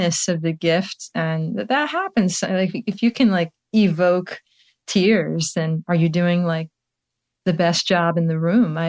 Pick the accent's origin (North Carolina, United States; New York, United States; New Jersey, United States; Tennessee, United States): North Carolina, United States; Charlotte; moved away; also born or lived in Baltimore; We're both from Charlotte, and I'm going back next week